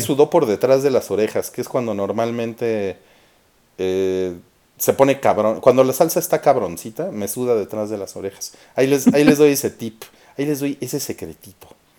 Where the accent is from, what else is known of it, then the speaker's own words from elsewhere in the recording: Mexico; soy mexicano